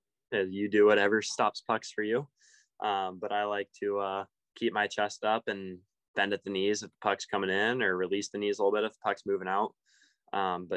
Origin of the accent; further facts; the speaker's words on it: Denver, Colorado, United States; now in Everett, United States; I grew up there